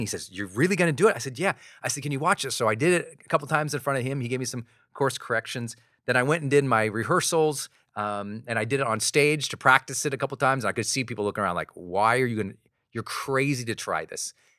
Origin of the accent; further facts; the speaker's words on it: Montana, United States; I'm this kid from Montana